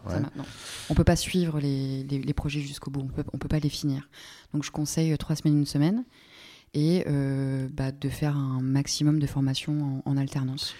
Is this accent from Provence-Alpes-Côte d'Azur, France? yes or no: no; Normandy, France; moved away; je suis pas née en Normandie, mais je viens de Normandie. Il se trouve qu'il pleut beaucoup en Normandie